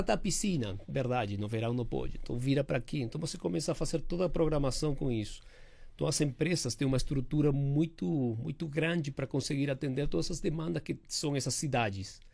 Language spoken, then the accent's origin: Portuguese; Uruguay; now in São Paulo, Brazil; eu tenho esse sotaque